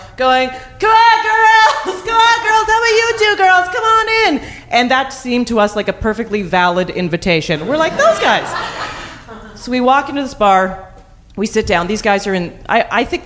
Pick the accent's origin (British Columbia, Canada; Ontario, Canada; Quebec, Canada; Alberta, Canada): Alberta, Canada; Calgary; I grew up in Calgary